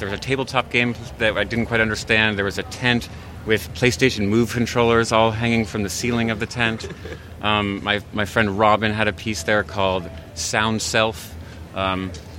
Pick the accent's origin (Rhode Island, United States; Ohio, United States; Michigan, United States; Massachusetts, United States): Rhode Island, United States; Providence; I'm from Providence, Rhode Island.